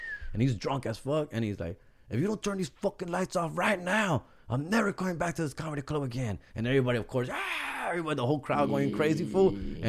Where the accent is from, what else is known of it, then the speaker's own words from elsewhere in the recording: Huntington Park, California, United States; accent: HP accent; I'm from Huntington Park, and it's a very paisa, old school community, very Latino.